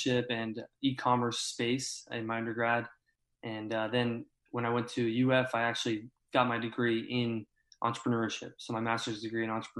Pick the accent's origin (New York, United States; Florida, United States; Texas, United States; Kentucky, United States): Florida, United States; Orlando; born and raised in Orlando, was born in Winter Park Hospital, and have been here ever since